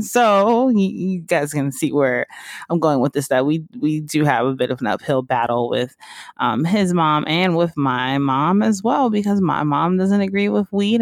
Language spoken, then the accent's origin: English; Georgia, United States; also born or lived in Mississippi; now in West Hollywood, United States; I grew up in Georgia